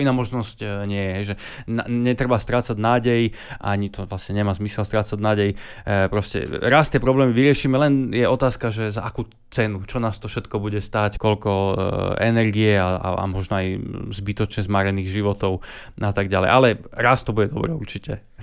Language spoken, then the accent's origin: Slovak; Slovakia